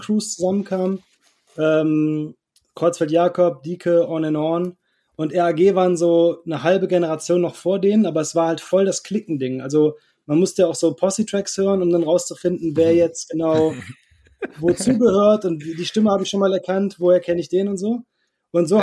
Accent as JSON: {"language": "German", "region": "North Rhine-Westphalia", "country": "Germany", "said": "ich komme nicht aus dem Ruhrpott, aber Niederrhein, das ist so eine halbe Stunde vor Duisburg ungefähr"}